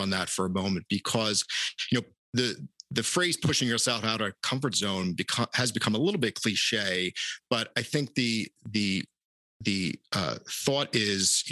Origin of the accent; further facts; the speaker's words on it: Philadelphia, Pennsylvania, United States; a young sports fan born and raised in Philadelphia